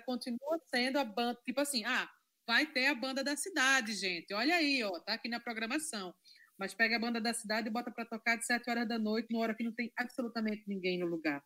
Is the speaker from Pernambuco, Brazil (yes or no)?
yes; Carpina, Pernambuco, Brazil; moved away as an adult; now in Recife, Brazil; embora eu seja de Carpina, sou da zona da Mata Norte de Pernambuco, vivi lá minha vida toda